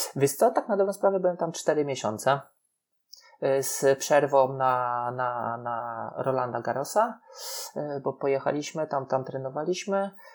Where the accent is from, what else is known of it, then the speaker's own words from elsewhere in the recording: Poland; jesteśmy z Polski, że tutaj się uczyliśmy